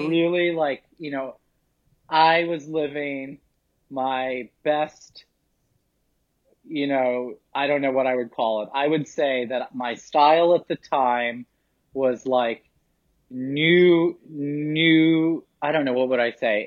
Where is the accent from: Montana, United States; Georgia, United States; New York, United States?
New York, United States; New York City; I grew up in lower Manhattan in an area called Soho